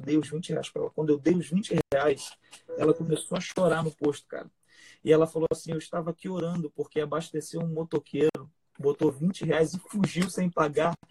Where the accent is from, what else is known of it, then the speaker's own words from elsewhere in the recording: Rio de Janeiro, Brazil; Eu nasci numa favela, pode não parecer, mas eu nasci na favela em Vila Aliança